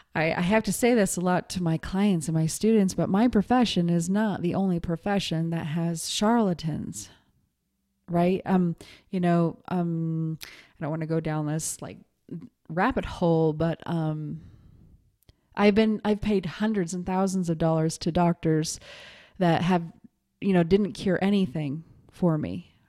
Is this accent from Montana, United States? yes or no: yes; Montana, United States; moved away as an adult; also born or lived in New York City; I was raised in Montana, but I, I moved to New York City when I was twenty